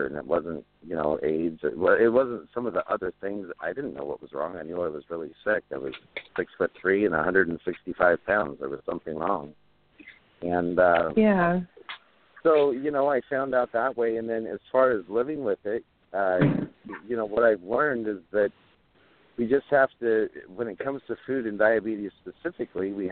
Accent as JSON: {"language": "English", "region": "Oregon", "country": "United States", "tie": "born or raised there", "said": "I grew up in Oregon. I'm a third-generation homesteader"}